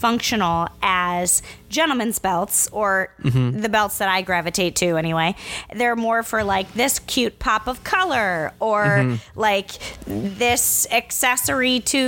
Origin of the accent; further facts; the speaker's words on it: Midwest, United States; As a Midwesterner